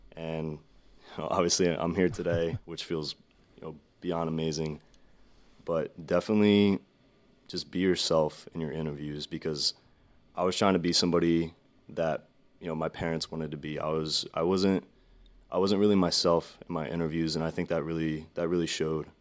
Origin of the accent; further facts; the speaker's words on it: Vineland, New Jersey, United States; I'm from Vineland, New Jersey